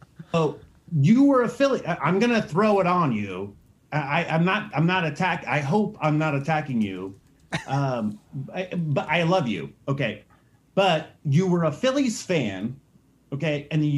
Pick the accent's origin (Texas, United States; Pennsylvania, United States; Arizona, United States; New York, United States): Arizona, United States; now in Los Angeles, United States; I'm from Arizona. I live in Los Angeles.